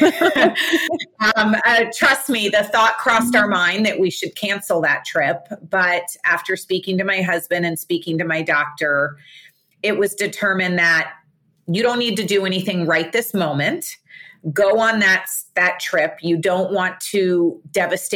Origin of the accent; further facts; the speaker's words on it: Fort Lauderdale, Florida, United States; I live in Fort Lauderdale, Florida. I was born and raised here.